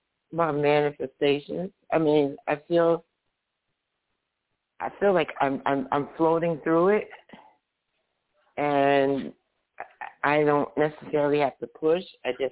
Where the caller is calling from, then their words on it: New Jersey, United States; New Jersey.